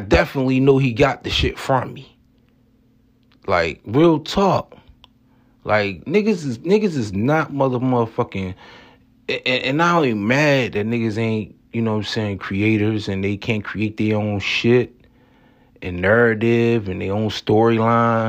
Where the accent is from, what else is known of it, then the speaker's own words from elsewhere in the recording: Atlantic City, New Jersey, United States; I come from Atlantic City, New Jersey